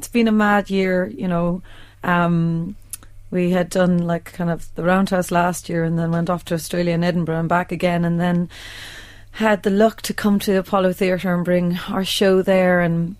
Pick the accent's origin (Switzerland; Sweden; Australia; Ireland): Ireland; I'm Irish